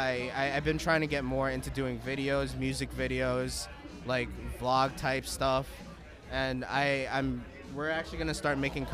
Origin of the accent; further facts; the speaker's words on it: Armonk, New York, United States; moved away; I'm actually from also New York. I was raised in New York